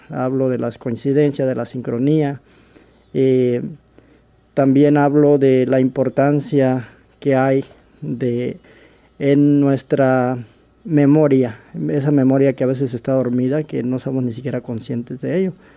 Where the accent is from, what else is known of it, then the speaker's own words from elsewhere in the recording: Mexico; moved away as an adult; also born or lived in Los Angeles, California, United States; now in Seattle, United States; yo nací en Los Ángeles, California eh, crecí en México, viví allá por 20 años